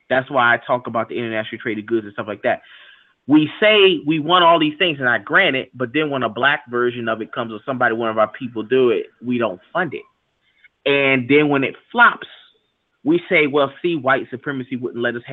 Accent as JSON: {"language": "English", "country": "United States", "tie": "born there", "said": "I was born here in America and we don't wear that."}